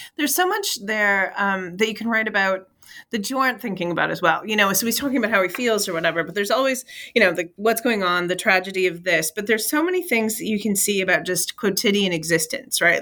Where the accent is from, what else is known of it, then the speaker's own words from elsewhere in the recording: Michigan, United States; I'm from Michigan in the, which is, uh, we have serious winters